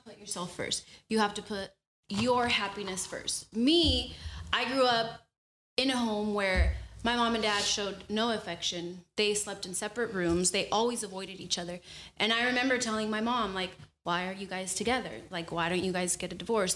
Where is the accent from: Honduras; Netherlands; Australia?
Honduras; I'm from Honduras and we use a lot of platanos